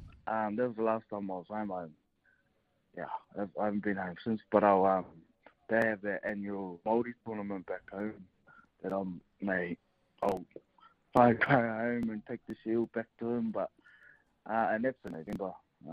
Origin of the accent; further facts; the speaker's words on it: Queensland, Australia; But I'm a proud Queenslander. So I'm a Queenslander.